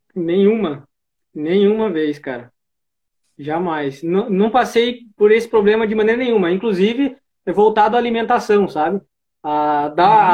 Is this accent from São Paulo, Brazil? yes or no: yes; Cajati, São Paulo, Brazil; sou do, aqui do interior de São Paulo, região do Vale do Ribeira, cidade de Cajati